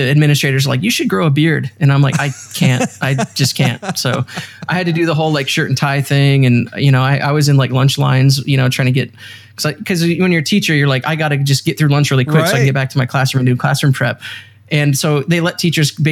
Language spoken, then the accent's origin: English; Oregon, United States; moved away as an adult; also born or lived in Los Angeles; now in San Diego, United States; I grew up in Oregon originally.